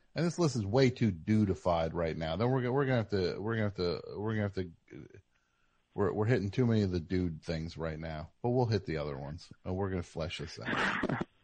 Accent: New Jersey, United States; I'm from the Jersey. I got the Jersey strut

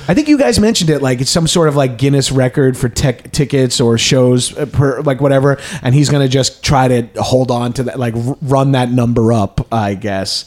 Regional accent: East Coast, United States; moved away as an adult; also born or lived in New York; now in Los Angeles, United States; I came from the East Coast

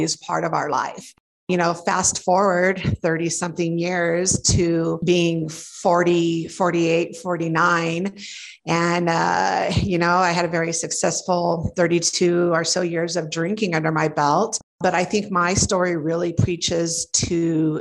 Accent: Torrance, California, United States; moved away as an adult; now in Denver, United States; I grew up in Torrance, California

